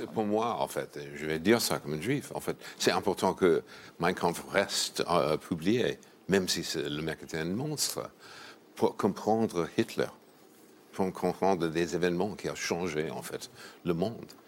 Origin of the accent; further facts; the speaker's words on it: New York, United States; French is a second language; C'est New York, ma ville natale.